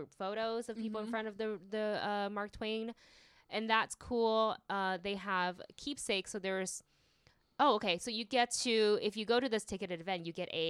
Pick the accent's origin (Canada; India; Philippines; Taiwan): Taiwan; now in United States; I'm Taiwanese and I grew up in Taiwan